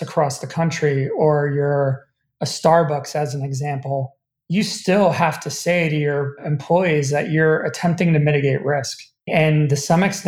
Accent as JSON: {"language": "English", "country": "United States", "said": "as an American"}